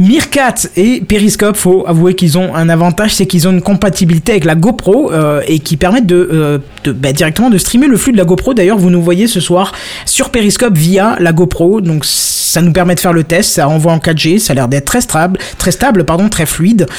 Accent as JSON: {"language": "French", "area": "Moselle and Alsace", "region": "Grand Est", "country": "France", "said": "on vient de Moselle et Alsace principalement."}